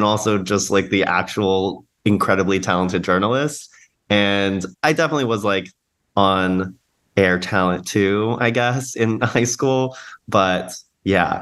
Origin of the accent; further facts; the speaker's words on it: Pflugerville, Texas, United States; I grew up in Pflugerville